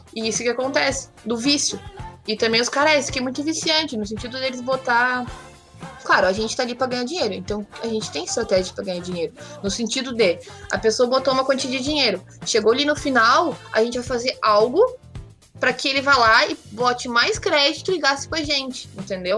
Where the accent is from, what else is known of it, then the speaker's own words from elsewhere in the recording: Porto Alegre, Rio Grande do Sul, Brazil; E eu sou de Porto Alegre, moro aqui no, no sul, nesse frio dos infernos